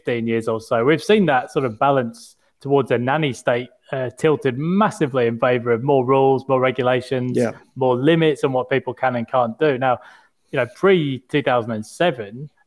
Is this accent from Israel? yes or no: no; United Kingdom; now in Australia; as a Brit